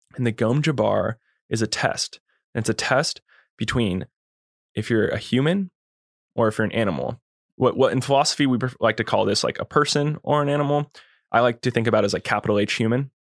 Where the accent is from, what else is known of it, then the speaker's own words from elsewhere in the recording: California, United States; also born or lived in Kauai, Hawaii; growing up in the Lake Tahoe area